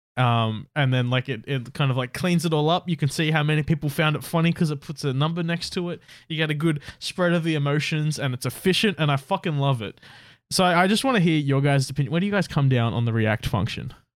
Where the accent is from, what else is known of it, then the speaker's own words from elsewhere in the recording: Australia; we're Australian